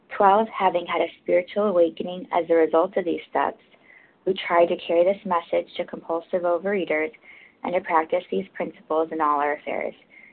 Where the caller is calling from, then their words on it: New York, United States; I'm calling from New York